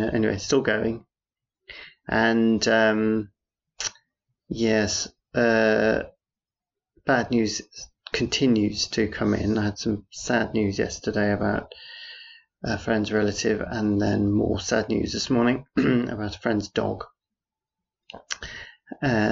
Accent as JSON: {"language": "English", "town": "Harrogate", "region": "Yorkshire and the Humber", "country": "United Kingdom", "tie": "born or raised there", "moved": "yes", "said": "I was born in Harrogate, don't live there anymore."}